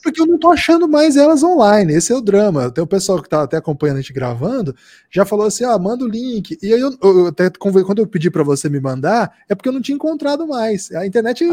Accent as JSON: {"language": "Portuguese", "region": "South Region", "country": "Brazil", "also_born_or_lived": "interior of Paraná", "said": "Eu sou do Sul"}